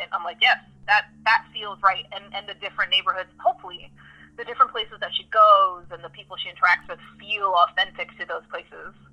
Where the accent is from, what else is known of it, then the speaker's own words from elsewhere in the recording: New York City, New York, United States; I grew up in New York City